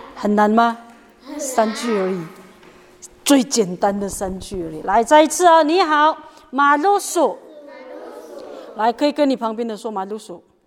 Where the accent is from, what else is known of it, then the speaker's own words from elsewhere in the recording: Lushan tribal village, Nantou County, Taiwan; 那老师的部落是在庐山部落